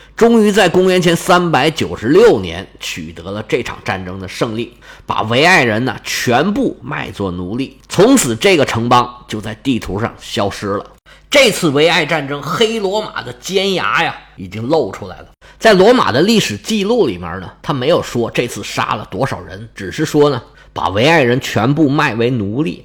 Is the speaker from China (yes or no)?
yes; China; 我们中国人不是有一个说法吗